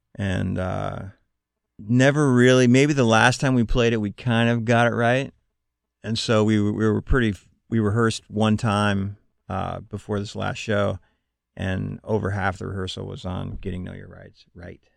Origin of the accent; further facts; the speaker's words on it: Montana, United States; growing up in Montana, I just didn't see much music